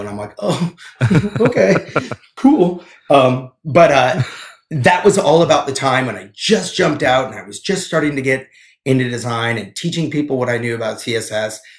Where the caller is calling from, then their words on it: Helena, Montana, United States; I'm calling in from my home. Uh, as my wife watches the TV and my child sleeps um, in Helena